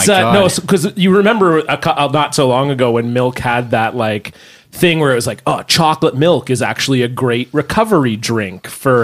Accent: Ontario, Canada; I remember growing up in Ontario, we had bag milk.

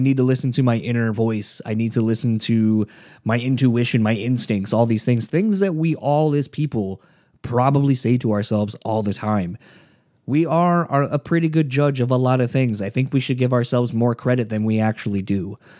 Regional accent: Delaware, United States; I grew up in the East Coast originally, so from Delaware.

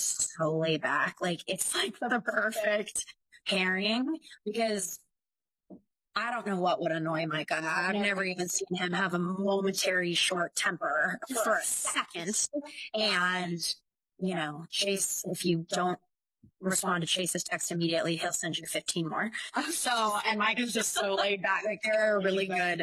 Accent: San Luis Obispo County, California, United States; now in Los Angeles, United States; I grew up in San Luis Obispo County, which is like central coast of California, like equidistant between Los Angeles and San Francisco

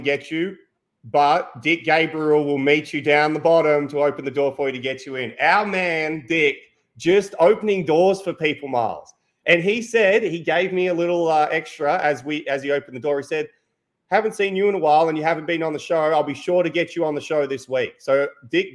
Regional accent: Australia; I'm Australian.

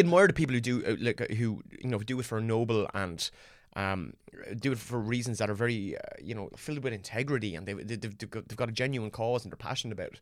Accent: Ireland; born or raised there

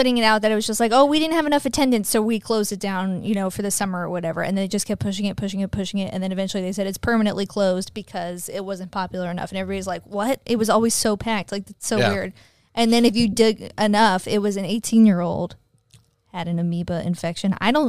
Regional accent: Florida, United States; Being a native Floridian

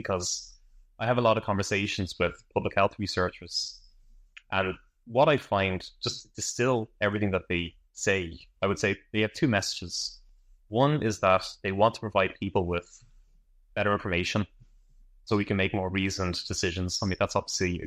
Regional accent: Ireland; I'm from Ireland

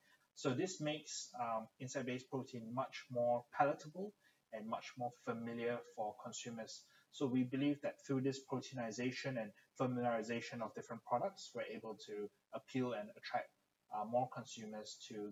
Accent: Malaysia; also born or lived in United Kingdom; growing up in Malaysia and the UK, consuming insect protein or insects on a whole is not something common of that I'm familiar with.

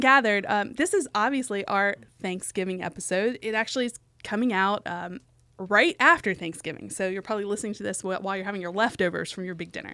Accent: West Virginia, United States; my home state of West Virginia

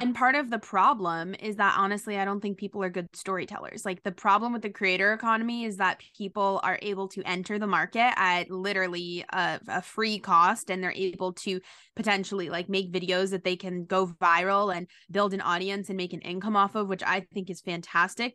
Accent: New York City, New York, United States; I grew up in New York City

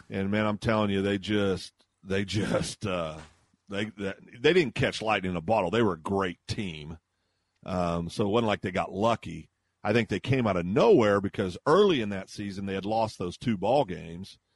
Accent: Kansas, United States; now in Guthrie, United States; when I was a kid growing up in Kansas

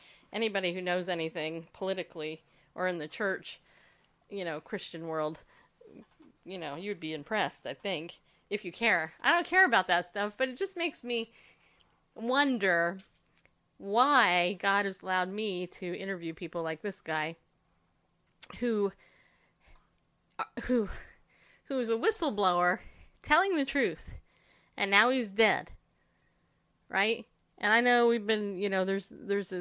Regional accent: the South, United States; also born or lived in the North; Just a fluffy-haired woman in the South. I've always been in the South, even though I was born in the North.

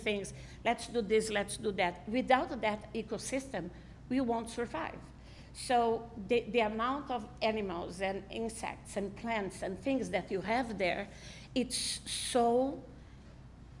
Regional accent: Brazil; also born or lived in Israel; now in United States; I'm originally from Brazil

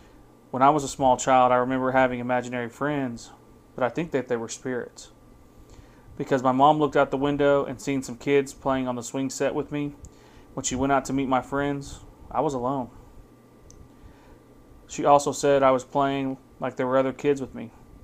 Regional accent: Oklahoma, United States; now in Canada; I'm Cheyenne and Arapaho, and I'm from Oklahoma, but I currently live in Alberta, Canada.

